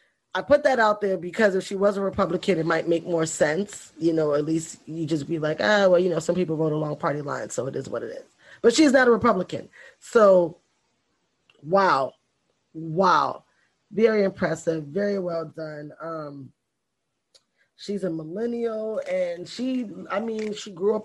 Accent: New York, United States; now in Florida, United States; I'm a New Yorker

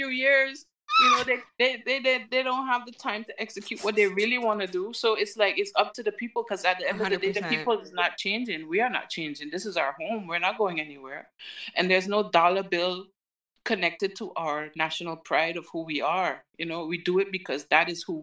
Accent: Sint Maarten; And I'm a St. Maarten person. I'm from St. Maarten.

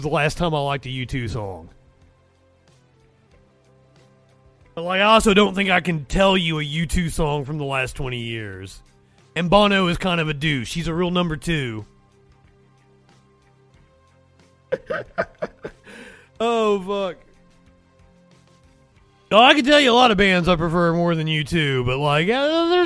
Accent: United States; Being an American

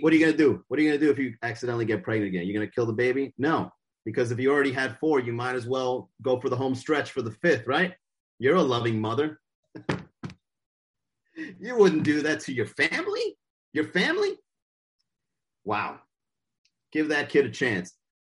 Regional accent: Miami, Florida, United States; I'm from Miami.

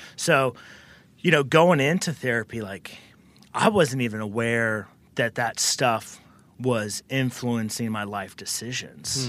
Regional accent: the South, United States; I was born and raised in the South

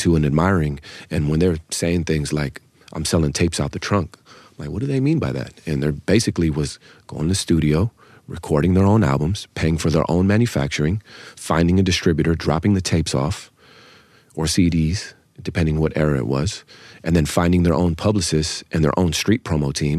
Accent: the Bay Area, California, United States; I'm from the Bay. It's the mecca of independence.

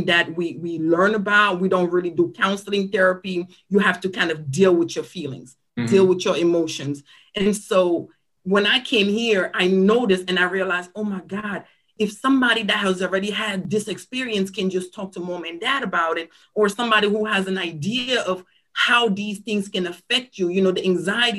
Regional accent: Cameroon; also born or lived in Silver Spring, Maryland, United States; now in United States; I am originally from Cameroon, Africa. I came to the United States and settled in the Silver Spring-Tacoma Park area about 1997. I moved here with my parents

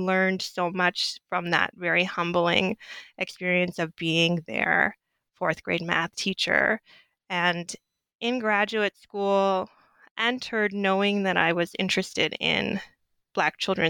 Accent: Southwest, United States; coming from grad school or coming from undergrad from the North, growing up in the Southwest, teaching at an all-Black school, fourth graders.

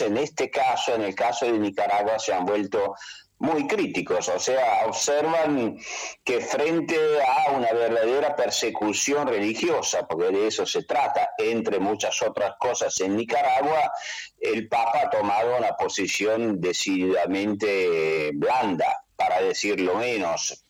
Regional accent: Italy; Spanish is a second language; yo soy italiano y vivo en Italia

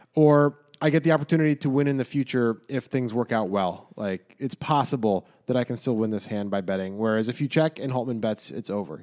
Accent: United States; we're American.

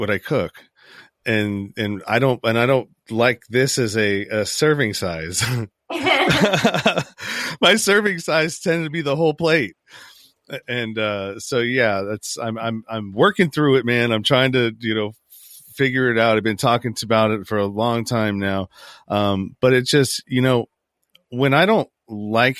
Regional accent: Northern California, United States; I'm from Northern California too

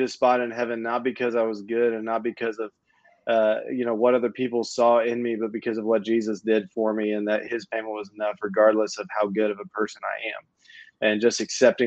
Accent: Tulsa, Oklahoma, United States; moved away; I grew up in Oklahoma, in Tulsa. My entire life was there.

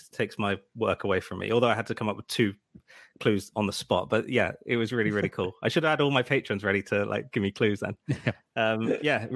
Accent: Swindon, South West England, United Kingdom; my hometown of Swindon

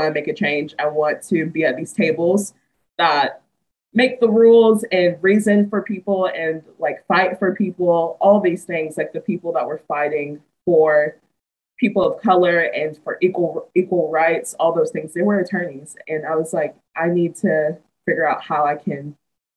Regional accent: Atlanta, Georgia, United States; moved away as an adult; also born or lived in Auburn, Alabama; now in Knoxville, United States; I'm born and raised in Atlanta, Georgia.

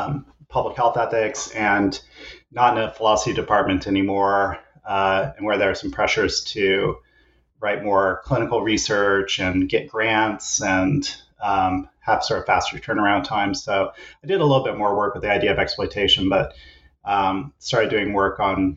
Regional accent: Kansas, United States; now in British Columbia, Canada; And I'm originally an American, grew up in Kansas and did all my schooling on the East Coast. But for the last 10 years or so, I've been a professor at the Simon Fraser University in British Columbia

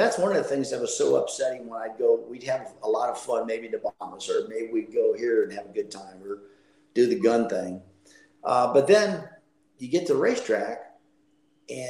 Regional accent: Midwest, United States; I grew up in the Midwest

